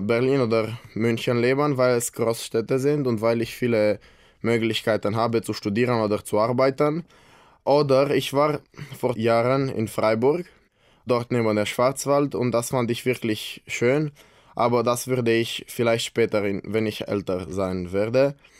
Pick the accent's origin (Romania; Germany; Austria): Romania; Brașov, Brașov County; German is a second language; ich bin aus Kronstadt, Rumänien